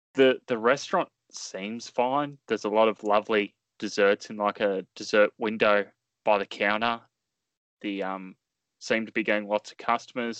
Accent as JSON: {"language": "English", "country": "Australia", "said": "as an Australian"}